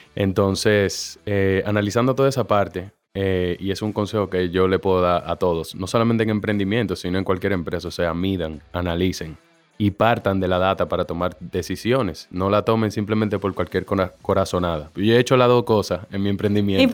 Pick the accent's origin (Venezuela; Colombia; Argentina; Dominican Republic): Dominican Republic; Santo Domingo; born or raised there; also born or lived in Mexico